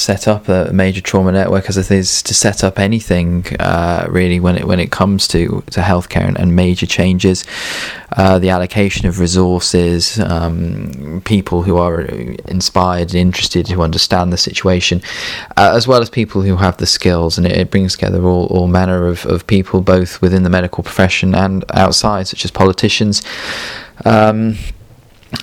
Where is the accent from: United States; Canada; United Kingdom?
United Kingdom; England; I'm an English Luddite